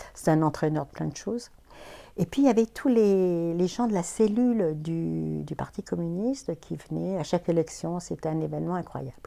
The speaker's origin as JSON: {"language": "French", "town": "Clermont-Ferrand", "region": "Auvergne-Rhône-Alpes", "country": "France", "tie": "born or raised there", "also_born_or_lived": "Paris", "moved": "as an adult", "said": "je suis née à Clermont-Ferrand, en Auvergne. Et j'y suis restée jusqu'à à peu près 20 ans, mes 20 ans"}